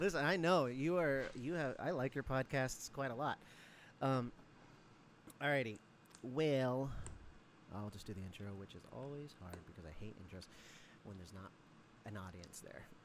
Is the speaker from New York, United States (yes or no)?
no; Mentasta, Alaska, United States; I was raised in Alaska, a bunch of, around a bunch of Athabascans that we were like adopted into the village Mentasta